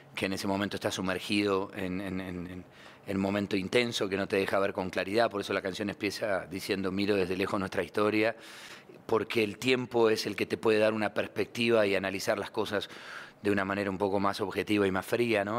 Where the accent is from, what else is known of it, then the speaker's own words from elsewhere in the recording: Argentina; Yo soy un argentino nostálgico del tango con espíritu costeño